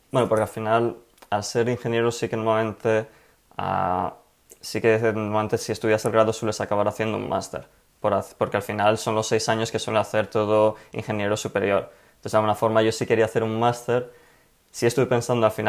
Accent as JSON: {"language": "Spanish", "town": "Madrid", "region": "Community of Madrid", "country": "Spain", "tie": "born or raised there", "also_born_or_lived": "Delft, Netherlands", "said": "bueno, pues yo nací en Madrid, me crié ahí y fue ahí también donde estudié en la Universidad Politécnica de Madrid"}